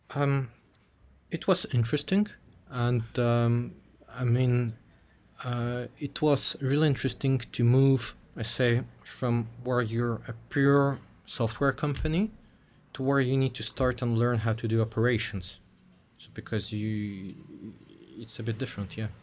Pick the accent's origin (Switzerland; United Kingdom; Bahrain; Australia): Switzerland; moved away as an adult; also born or lived in Russia; I grew up in Switzerland from, like, zero or one year old